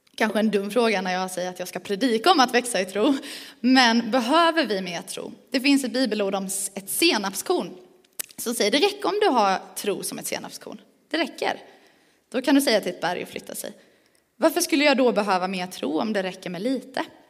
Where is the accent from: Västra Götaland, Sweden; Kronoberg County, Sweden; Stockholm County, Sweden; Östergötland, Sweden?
Kronoberg County, Sweden; Växjö; accent: Småländska; also born or lived in Skåne; now in Falköping, Sweden; jag är född skåning, men det hör man inte på min dialekt för att jag har bott i Växjö, eller runt om Växjö ganska länge. Så om man undrar vad är det för språk hon säger när hon inte uttalar sina R, då är det för att jag är smålänning